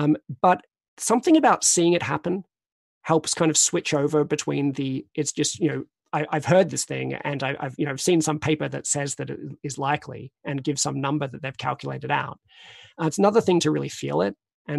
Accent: Australia; moved away as an adult; now in Oxford, United Kingdom; I came to Oxford from Australia in 2003.

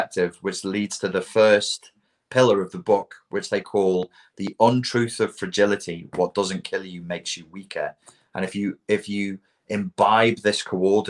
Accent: Portugal; kids growing up in Portugal

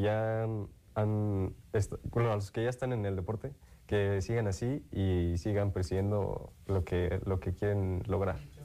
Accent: Morelia, Michoacán, Mexico; soy de aquí, de Morelia

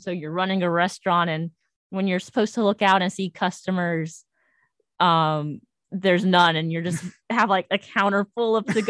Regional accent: North Carolina, United States; moved away as an adult; And I'm from North Carolina.

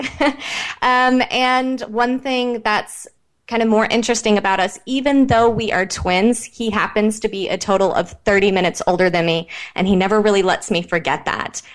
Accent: Midwest, United States; now in Encinitas, United States; I grew up in the Midwest

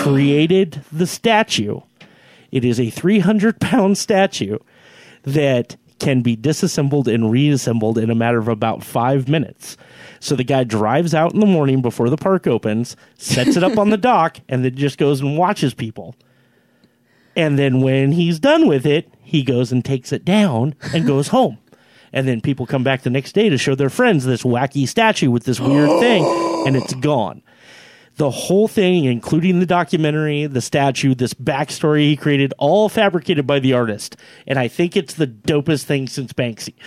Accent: Finley, United States; I'm from Finley

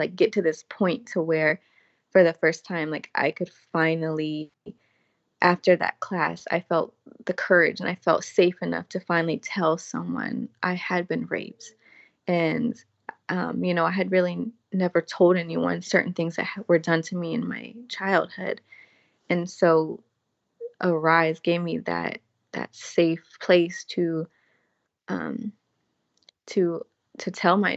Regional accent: the South, United States; I'm from the South

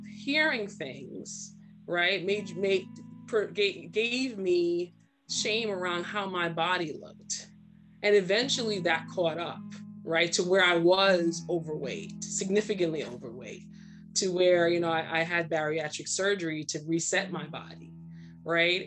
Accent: Trinidad & Tobago; also born or lived in Brooklyn, New York, United States; now in United States; I was born in Brooklyn and raised in Trinidad

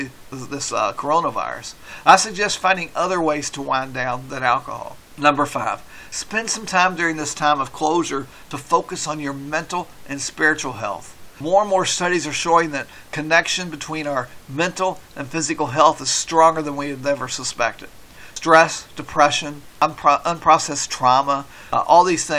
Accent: Kentucky, United States; I'm from Kentucky

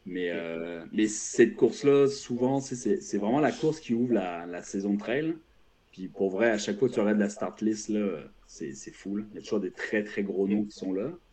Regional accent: France; now in Quebec, Canada; je suis français, j'ai vécu en France longtemps

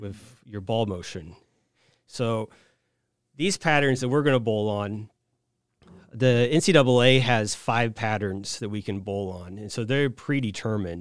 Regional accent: Saint Joseph, Missouri, United States; moved away as an adult; also born or lived in Wichita, Kansas / Dallas, Texas / Hong Kong; now in Quincy, United States; I'm from Saint Joseph, Missouri, originally, via Wichita, Kansas for college, then the Dallas, Texas area, and then Hong Kong, and then here.

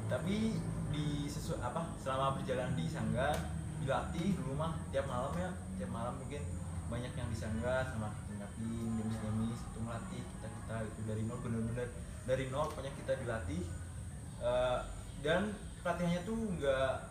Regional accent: Java, Indonesia; saya dari bukan dari Sunda ya iya. dari Jawa saya dari Jawa

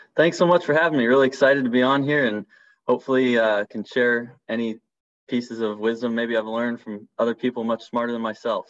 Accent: Seattle, Washington, United States; moved away; I'm from Seattle, Washington originally

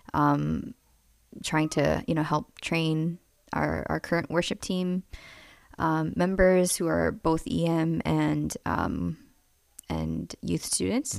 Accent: New York City, New York, United States; moved away as an adult; also born or lived in Kansas City; I was born and raised in New York, Queens. Um, started off in Flushing and then moved up to Bayside

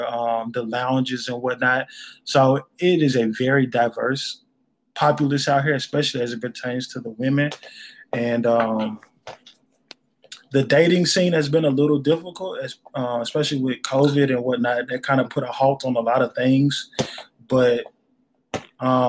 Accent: North Louisiana, United States; now in Dallas, United States; I'm from North Louisiana too, the country

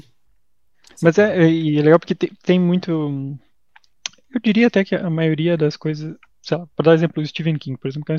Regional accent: Santa Catarina, Brazil; a gente é de Santa Catarina

